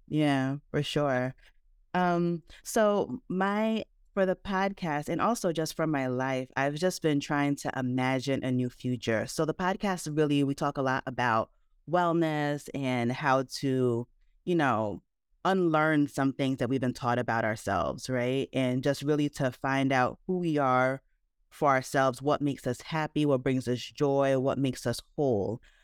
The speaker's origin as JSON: {"language": "English", "region": "New Jersey", "country": "United States", "tie": "born or raised there", "said": "I was born in the States, so I was born in New Jersey"}